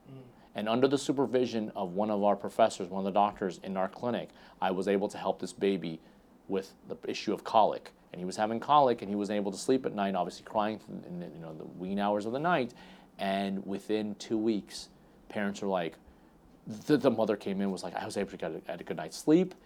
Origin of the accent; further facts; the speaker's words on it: Dallas, Texas, United States; I was born in Dallas